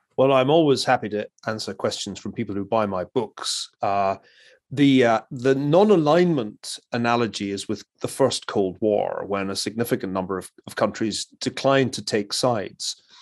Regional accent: Glasgow, Scotland, United Kingdom; moved away; I come from Glasgow, a city that touched bottom when I was still a kid in the nineteen seventies

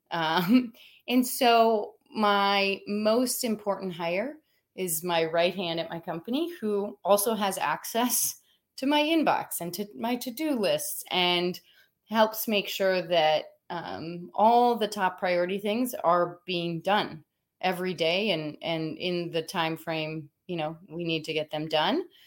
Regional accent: Minnesota, United States; now in Southern California, United States; I'm from Minnesota

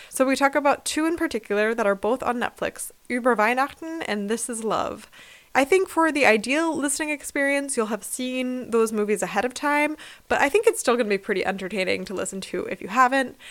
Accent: United States; now in Germany; U S Christmas is kind of the worst in most ways, but it's what I grew up

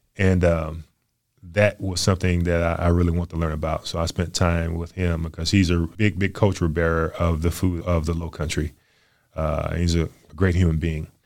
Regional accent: New Orleans, Louisiana, United States; moved away as an adult; now in Chattanooga, United States; I grew up in New Orleans

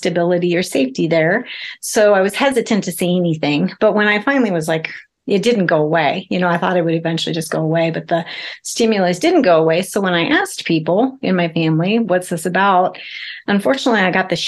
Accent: South Dakota, United States; I was raised in South Dakota in a tiny little town of 2000, pre-internet

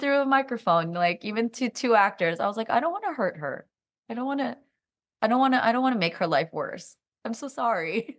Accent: Silicon Valley, California, United States; I'm also from Silicon Valley

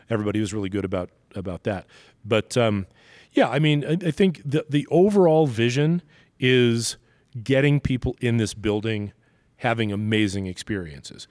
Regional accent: New York City, New York, United States; now in Denver, United States; growing up in Brooklyn, I was always surrounded by a Jewish community

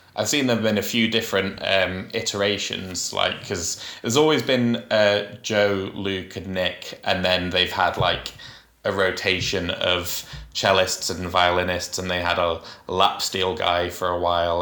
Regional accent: Huddersfield, Yorkshire and the Humber, United Kingdom; Huddersfield's my hometown

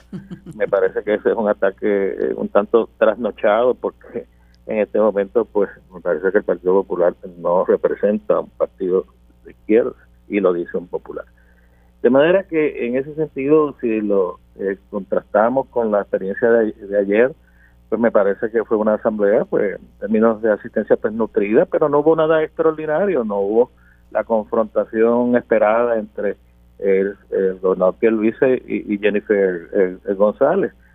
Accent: Puerto Rico; como puertorriqueño y como cristiano

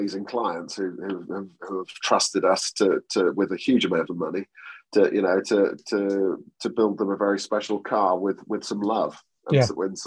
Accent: a small town next to Great Yarmouth, East of England, United Kingdom; also born or lived in Norwich; I was born in Norwich, but I grew up in an even smaller town next to Great Yarmouth called Alston on Sea

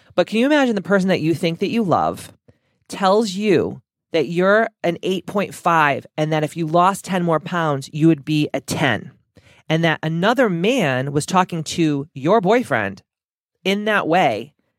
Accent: Taunton, Massachusetts, United States; I'm from Taunton, Massachusetts

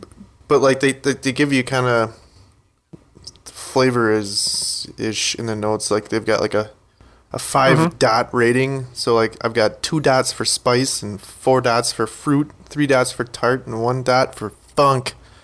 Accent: Milwaukee, Wisconsin, United States; we're from Milwaukee

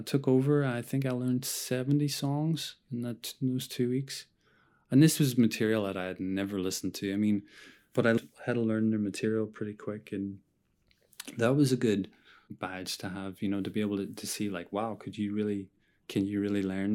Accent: Ireland; moved away as an adult; now in New York, United States; I'm Irish

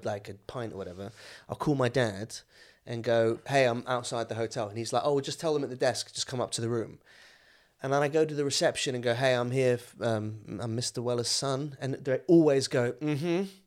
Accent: Suffolk, East of England, United Kingdom; moved away as an adult; also born or lived in Malaysia; now in London, United Kingdom; I was born in England, but I grew up in Malaysia, and then I moved back to Suffolk when I was, like, nine

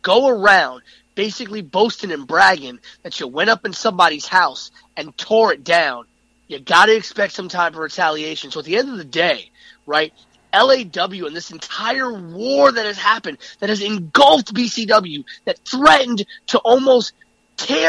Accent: New York City, New York, United States; I'm from the Bronx

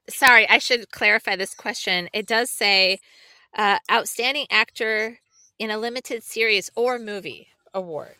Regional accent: Illinois, United States; I'm from Illinois

